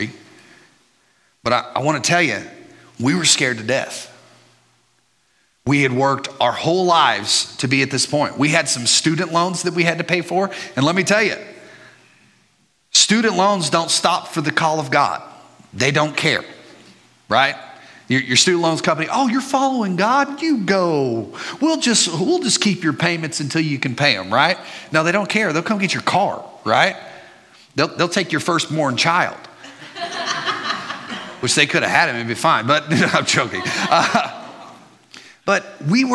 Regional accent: Burleson, Texas, United States; also born or lived in Midland, Texas; I grew up in the Burleson area

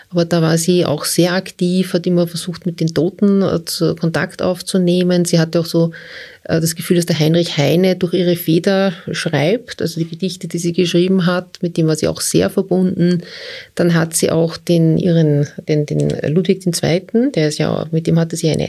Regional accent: Austria; Ja als Österreicher.

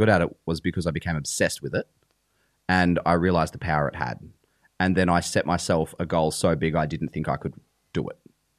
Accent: Victoria, Australia; moved away as an adult; now in Toowoomba, Australia; I grew up in Stall, Victoria.

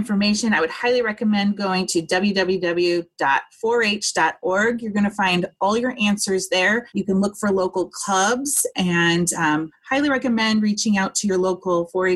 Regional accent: Southern California, United States; moved away as an adult; we were born and raised in Southern California

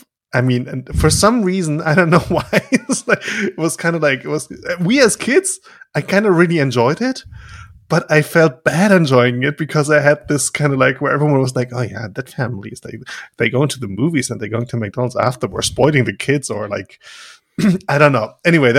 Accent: Germany; So there was this one family in our village

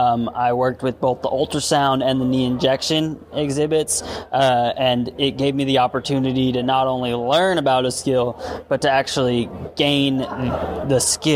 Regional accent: Charlotte, North Carolina, United States; also born or lived in Durham-Chapel Hill, North Carolina; I am from Charlotte, North Carolina. I'm born and raised in North Carolina. Went to East Carolina University for undergrad, and now have been hanging out in the Durham-Chapel Hill area for like 6 years now.

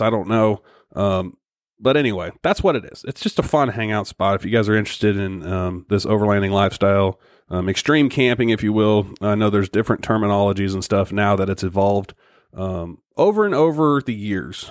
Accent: Missouri, United States; my home state of Missouri

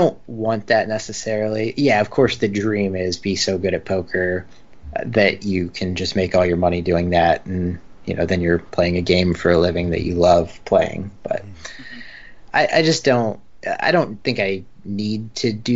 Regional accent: United States; now in San Diego, United States; as an American

